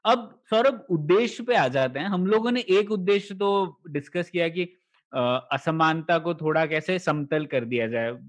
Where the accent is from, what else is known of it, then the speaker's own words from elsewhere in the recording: Goa, India; state quota था हम लोगों के यहाँ पर कि मैं गोवा से आता हूँ